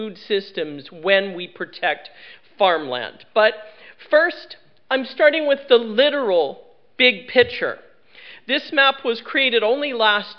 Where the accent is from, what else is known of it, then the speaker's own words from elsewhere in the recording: Lower Mainland of British Columbia, Canada; I come from the Lower Mainland of British Columbia